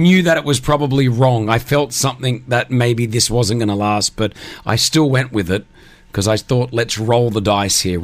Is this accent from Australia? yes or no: yes; Australia; moved away as an adult; now in Dubai, United Arab Emirates; I grew up in Australia